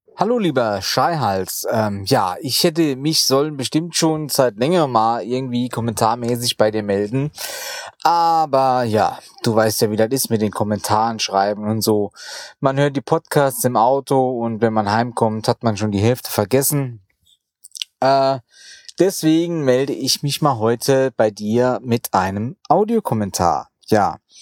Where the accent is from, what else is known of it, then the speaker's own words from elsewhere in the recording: Rhineland-Palatinate, Germany; Mittlerweile wohne ich ja wieder in meinem Heimatort in Rheinland-Pfalz